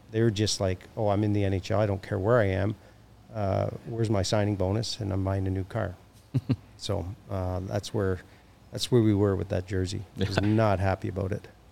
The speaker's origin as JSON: {"language": "English", "town": "Hamilton", "region": "Ontario", "country": "Canada", "moved": "yes", "lives_now": "Chicago, United States", "said": "I'm from Hamilton, which is just down the street"}